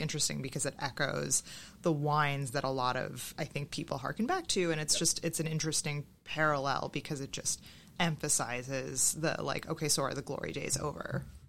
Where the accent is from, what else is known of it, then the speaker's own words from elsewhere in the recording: Boston, Massachusetts, United States; I'm from Boston